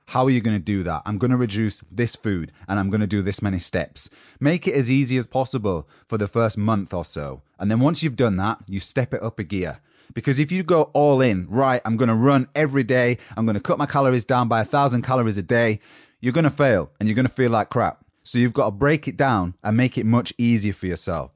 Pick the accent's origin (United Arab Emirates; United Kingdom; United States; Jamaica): United Kingdom; Yorkshire and the Humber; accent: Yorkshire; my Yorkshire accent from the north of England